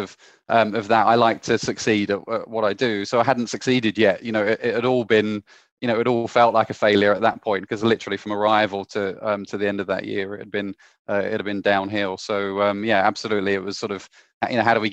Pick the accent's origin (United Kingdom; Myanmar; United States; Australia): United Kingdom; Canterbury, South East England; moved away as an adult; also born or lived in Hong Kong; I'm from Canterbury in Kent originally.